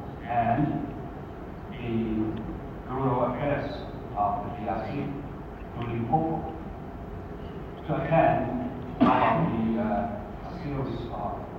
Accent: Zhejiang, China; moved away as an adult; now in South Africa; Zhejiang is also my hometown

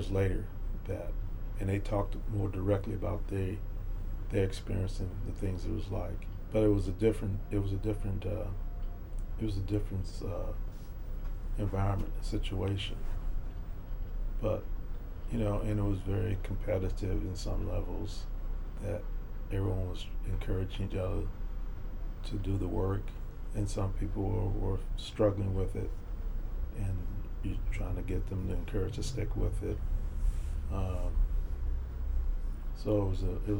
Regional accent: Houston, Texas, United States; also born or lived in Fifth Ward, Houston; I grew up in Sunnyside

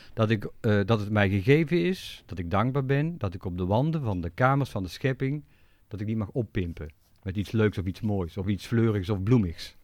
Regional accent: Tilburg, North Brabant, Netherlands; Ik ben toevallig in Tilburg geboren.

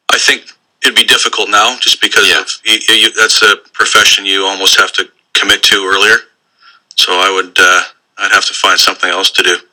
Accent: Vancouver, British Columbia, Canada; I grew up a BC Lions fan. I grew up in Vancouver, so old Empire Stadium.

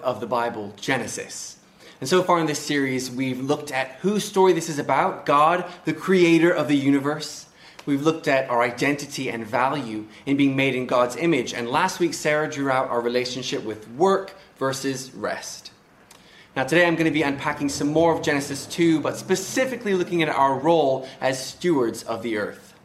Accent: Macau; now in England; when I was growing up in Macau, when I was about 7 or 8 years old, we moved house.

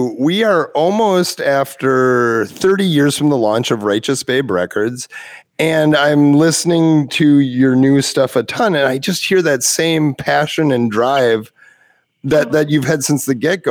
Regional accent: Wisconsin, United States; a lot of 15-year-old kids in, like, cow country, Wisconsin.

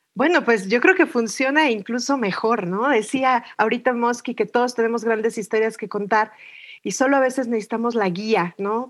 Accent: Mexico City, Mexico; Y soy mexicana, nací en la Ciudad de México

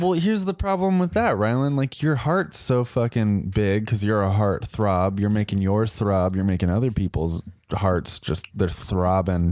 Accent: Colorado, United States; Growing up in Colorado

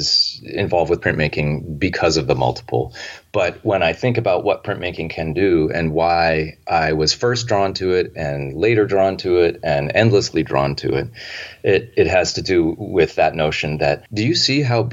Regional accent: Philadelphia, Pennsylvania, United States; I grew up in Philadelphia in what must have been, a 17th century suburb

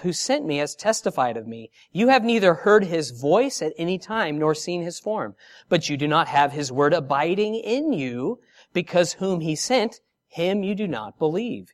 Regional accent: San Diego, California, United States; now in Australia; I'm from San Diego, and here I am in Australia

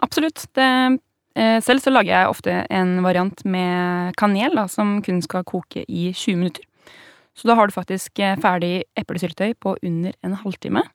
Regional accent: Vestby, Akershus, Norway; i Vestby, der jeg vokste opp

